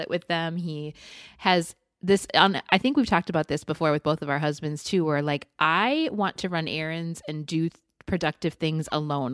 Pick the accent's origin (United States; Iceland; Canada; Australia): United States; Midwest; now in Arizona, United States; as a Midwesterner